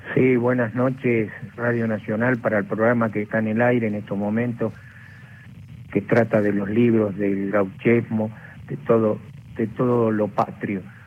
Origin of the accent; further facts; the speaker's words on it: Tostado, Santa Fe, Argentina; soy de Tostado, Santa Fe, tengo 28 años